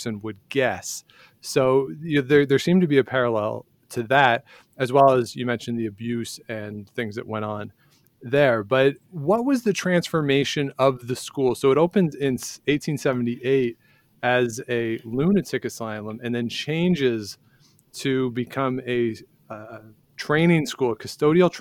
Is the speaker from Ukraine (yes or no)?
no; Ontario, Canada; being somebody who grew up in Ontario